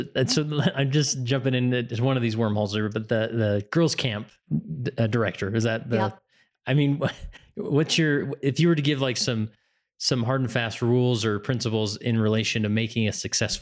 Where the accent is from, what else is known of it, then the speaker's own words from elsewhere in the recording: West Valley City, Utah, United States; Now, me personally, I live in Stansbury Park, Utah, which is in Tooele County. I grew up in West Valley City.